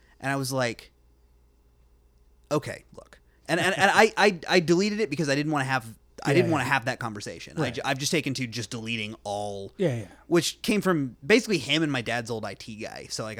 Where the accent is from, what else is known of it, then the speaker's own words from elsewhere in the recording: North Carolina, United States; okay. Yeah, I'm from North Carolina.